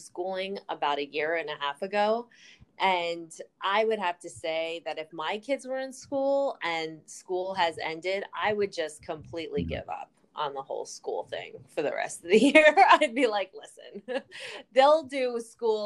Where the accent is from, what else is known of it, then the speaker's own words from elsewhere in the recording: New Jersey, United States; we're from New Jersey